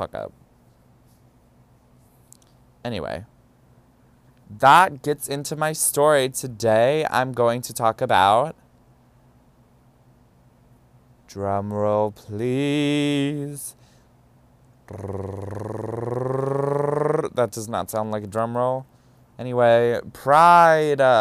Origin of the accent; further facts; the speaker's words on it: Ohio, United States; now in New York, United States; I'm from Ohio.